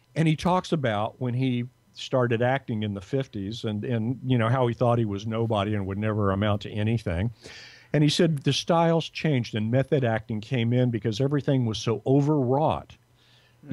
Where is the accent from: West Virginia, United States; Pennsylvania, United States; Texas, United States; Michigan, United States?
Texas, United States; Dallas; now in Los Angeles, United States; dallas where i was from